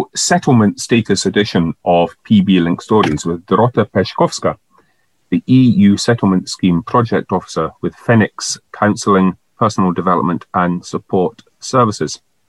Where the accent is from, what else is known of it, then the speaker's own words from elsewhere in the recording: Scotland, United Kingdom; first language English; As a Scottish person